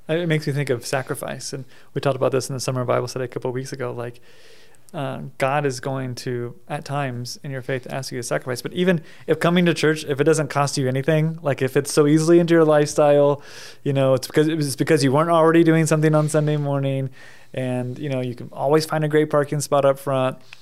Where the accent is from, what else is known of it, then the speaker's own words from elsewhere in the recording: United States; my own experience growing up in America